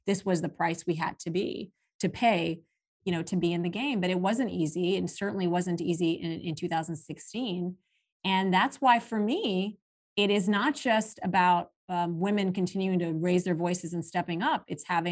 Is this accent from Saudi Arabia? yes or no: yes; Saudi Arabia; moved away; also born or lived in Pakistan; growing up in Saudi Arabia